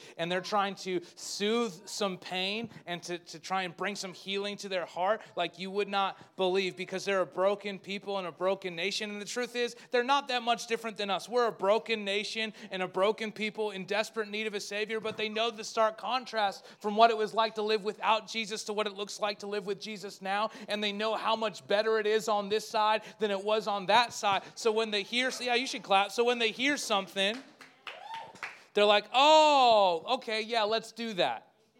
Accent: Spruce Grove, Alberta, Canada; I didn't even tell people I was from Spruce Grove there. I just said Edmonton, that didn't even connect with them. So I just said Canada because that's all they knew.

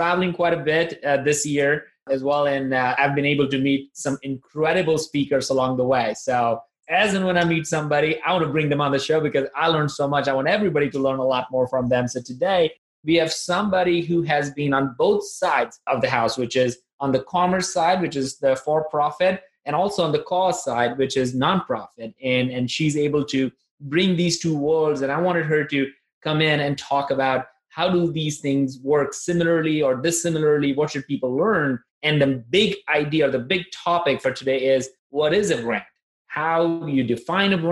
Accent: Nagpur, Maharashtra, India; moved away; I'm originally from India and I came from a place called Nagpur

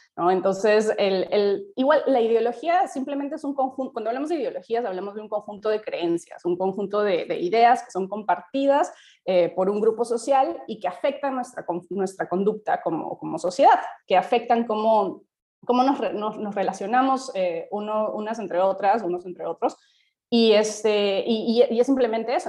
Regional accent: Peru; como sociedad peruana

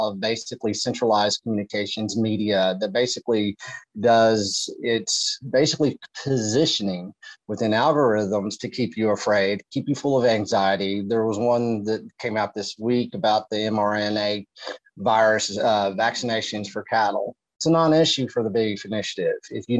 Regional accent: Texas, United States; I'm from Texas

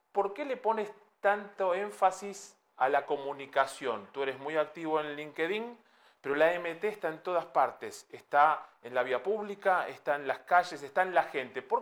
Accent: Madrid, Community of Madrid, Spain; vamos a contar que soy un madrileño molesto

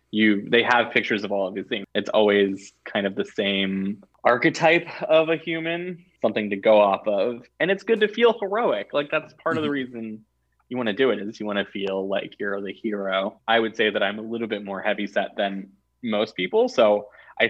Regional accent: Alabama, United States; growing up in Alabama

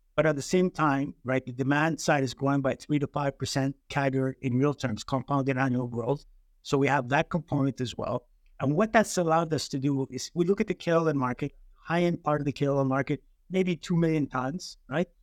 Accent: Montreal, Quebec, Canada; moved away as an adult; also born or lived in United States / China / Chile; now in South Australia, Australia; I'm Greek, was born in Montreal, uh, Canada. Uh, raised, um, raised there

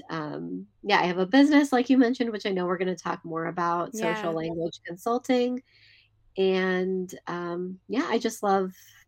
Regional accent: Seattle, Washington, United States; now in Saratoga, United States; I grew up in the Del Mar area in Seattle, actually Seattle, Washington as well

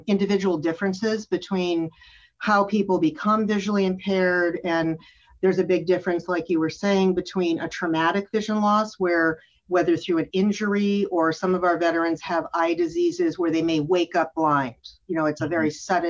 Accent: California, United States; also born or lived in Utah; I'm originally from California.

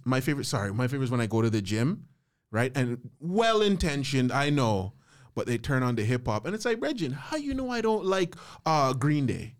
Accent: St. Vincent & Grenadines; I'm from Saint Vincent

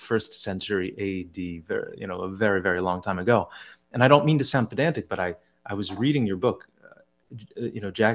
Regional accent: Southern New Jersey, United States; I hail from Southern New Jersey, a heavily Italian-American influenced area. So you should see the names of my graduating class from high school

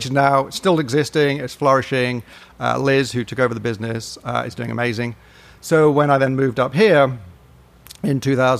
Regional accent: United Kingdom; accent: British; moved away as an adult; also born or lived in Edinburgh; now in Northwest Arkansas, United States; you can tell by the accent, I'm British

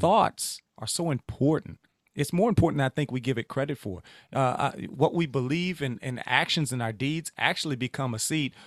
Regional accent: Louisiana, United States; I'm from Louisiana.

